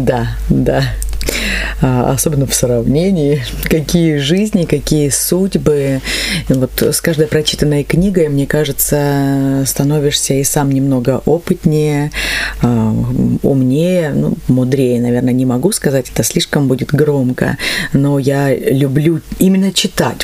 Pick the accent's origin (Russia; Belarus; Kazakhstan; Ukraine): Russia; Neftekumsk, Stavropol Krai; moved away; Я все детство а, провела в Нефтекумске. Именно там я родилась